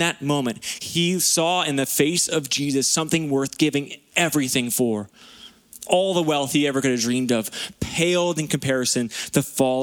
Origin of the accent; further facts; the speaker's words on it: Lower Mainland, British Columbia, Canada; moved away as an adult; We grew up in the Lower Mainland